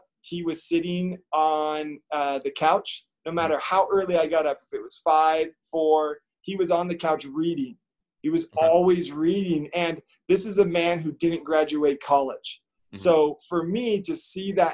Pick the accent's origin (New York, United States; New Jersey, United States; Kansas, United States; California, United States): California, United States; just outside of San Francisco; I grew up just outside of San Francisco